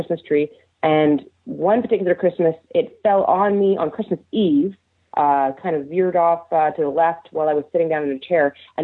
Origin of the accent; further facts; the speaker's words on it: Nova Scotia, Canada; I'm from Nova Scotia